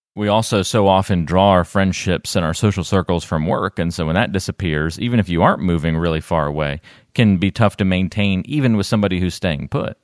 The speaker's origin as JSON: {"language": "English", "region": "North Carolina", "country": "United States", "tie": "born or raised there", "said": "growing up in North Carolina, but having two New Jersey parents"}